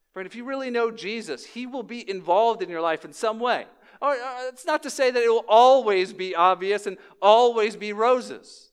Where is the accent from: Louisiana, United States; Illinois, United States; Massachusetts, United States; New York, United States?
Louisiana, United States; New Orleans; moved away; I was born in New Orleans